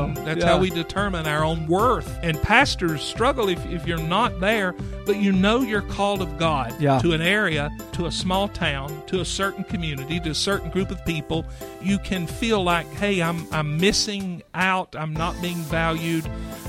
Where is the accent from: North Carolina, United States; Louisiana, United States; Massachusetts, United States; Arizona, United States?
North Carolina, United States; Clyde; accent: Midwestern; I'm from Clyde, North Carolina, which is near Asheville, North Carolina, because nobody knows where Clyde is.